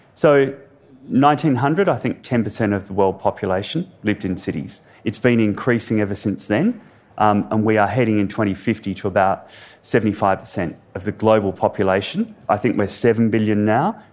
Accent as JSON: {"language": "English", "town": "Perth", "region": "Western Australia", "country": "Australia", "tie": "born or raised there", "said": "I grew up in Perth."}